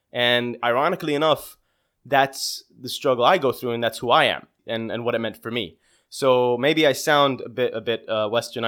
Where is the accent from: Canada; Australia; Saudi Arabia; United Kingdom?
Saudi Arabia; also born or lived in Bahrain; I am Saudi Bahraini, but I identify more as a Saudi. I grew up in Saudi Arabia. I am currently aged at 32 years old.